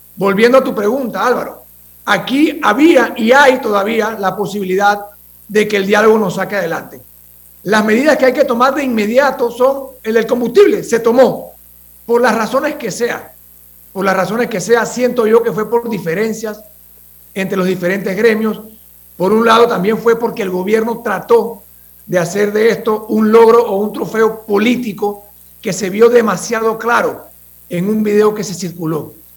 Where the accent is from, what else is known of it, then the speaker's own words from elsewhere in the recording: Panama; nosotros como panameños